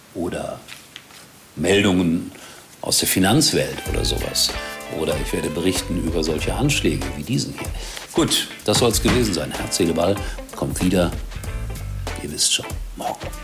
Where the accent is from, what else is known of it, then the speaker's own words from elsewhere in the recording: Rhine-Herne Canal, between Essen and Gelsenkirchen, North Rhine-Westphalia, Germany; ich als Kind am Rhein-Herne-Kanal gewohnt habe und dann ging es nach links an die Hafenstraße nach Essen und nach rechts zur Glückaufkampfbahn